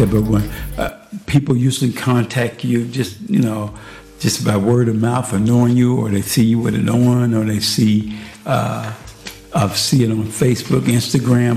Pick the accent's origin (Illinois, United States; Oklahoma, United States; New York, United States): Illinois, United States; Chicago; now in Junction City, United States; I grew up in Chicago originally on the south side of Chicago